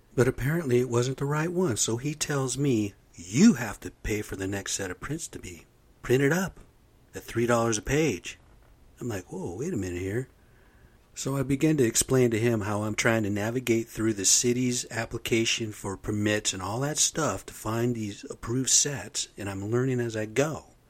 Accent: United States; moved away; I'm American Indian, man. I'm off the rez. I've come from the reservation

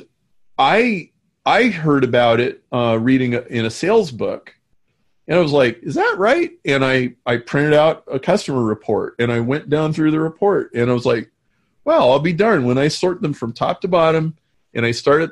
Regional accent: Nebraska, United States; I grew up in Nebraska

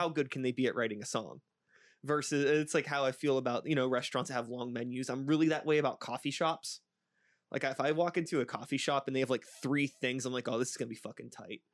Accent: Pittsburgh, Pennsylvania, United States; I'm an O G, uh, Pittsburgh kid, uh, you know, sixty-one A into Oakland when I was a little shithead growing up in Swiss Vale

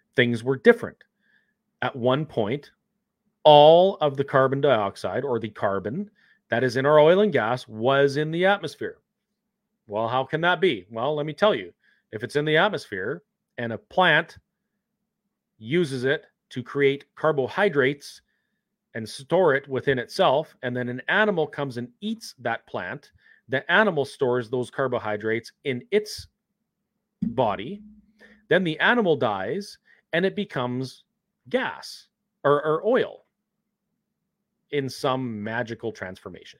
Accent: Canada

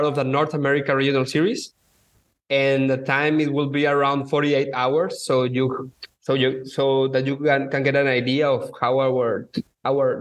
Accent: Mexico; I am from Mexico

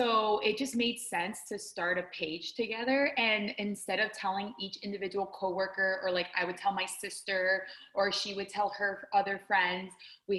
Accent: Orlando, Florida, United States; I've been living in Orlando since I was five, so pretty much my entire life.

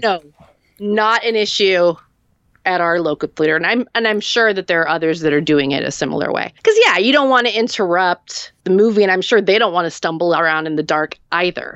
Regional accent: hometown near Santa Cruz, California, United States; The, the drive-in theater in, in my hometown that was closed in the early eighties.

